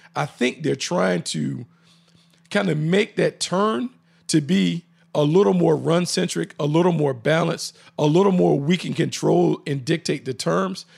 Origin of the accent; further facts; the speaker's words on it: the Carolinas, United States; growing up in the Carolinas